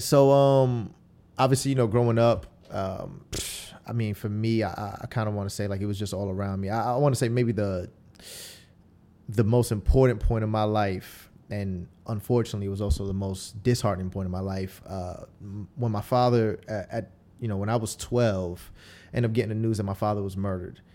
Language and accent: English; Tampa, Florida, United States; also born or lived in Queens, New York; we moved to Tampa, um, when I was, like, ten years old. And so, uh, you know, that's why I kinda just rep Tampa. I don't, I don't really rep anything else because this is where I went to middle school and high school